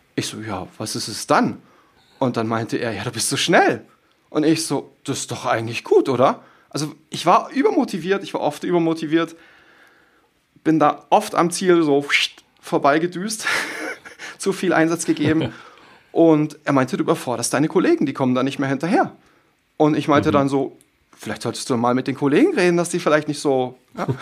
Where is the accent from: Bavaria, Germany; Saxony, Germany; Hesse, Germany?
Bavaria, Germany; Munich; Ich komme ja aus München